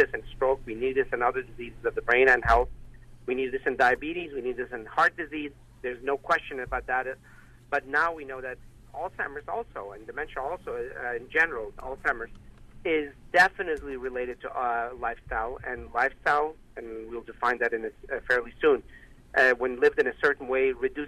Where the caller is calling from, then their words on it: Loma Linda, California, United States; I'm actually calling from Loma Linda University, from Loma Linda, which is in Southern California.